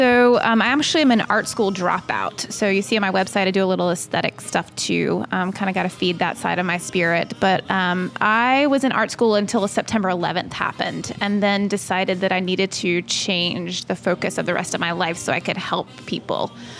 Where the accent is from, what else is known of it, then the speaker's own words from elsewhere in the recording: North Carolina, United States; moved away as an adult; also born or lived in Atlanta, Georgia; I grew up in North Carolina and have been in Atlanta for the past 13 years.